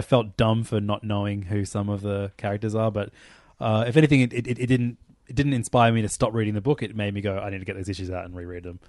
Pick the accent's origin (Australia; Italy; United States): Australia; I'm Australian